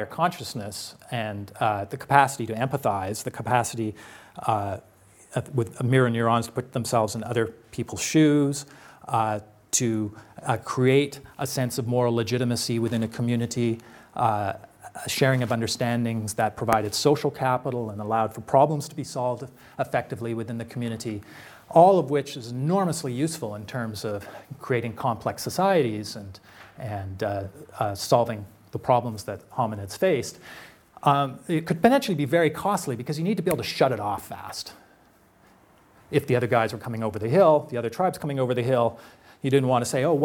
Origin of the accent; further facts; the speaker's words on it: Canada; being a Canadian